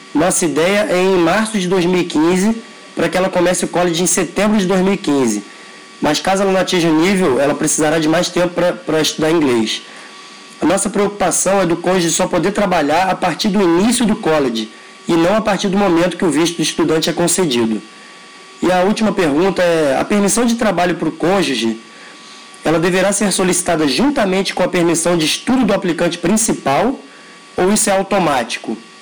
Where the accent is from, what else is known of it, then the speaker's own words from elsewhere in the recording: Rio de Janeiro, Brazil; sou do Rio de Janeiro